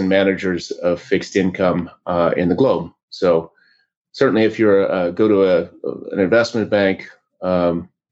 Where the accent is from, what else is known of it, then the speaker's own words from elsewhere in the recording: Oregon, United States; grew up in Oregon in a small lumber town